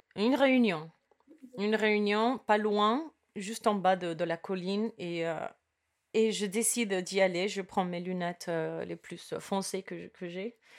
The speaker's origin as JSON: {"language": "French", "country": "Cuba", "tie": "born or raised there", "also_born_or_lived": "United States", "moved": "yes", "said": "je suis née à Cuba et mes parents, ils ont fait, ils ont traversé des, des, obstacles"}